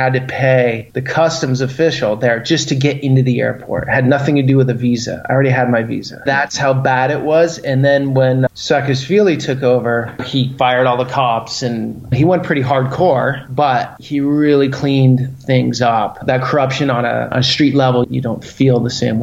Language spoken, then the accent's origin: English; United States; I'm American, but I have an Italian passport through my father. So I never lived in Italy